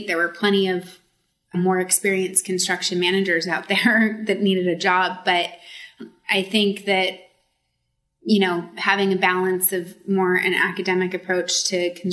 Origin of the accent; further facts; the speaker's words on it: Sacramento, California, United States; I grew up in Sacramento in a rural area.